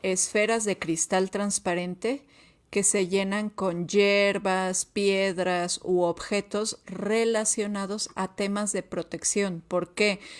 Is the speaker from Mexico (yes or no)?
yes; Mexico; como mexicanos